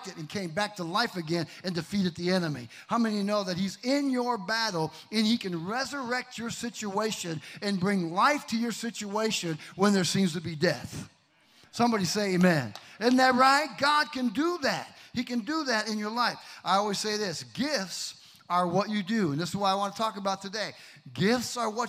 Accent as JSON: {"language": "English", "town": "Kenosha", "region": "Wisconsin", "country": "United States", "tie": "born or raised there", "moved": "yes", "said": "My hometown"}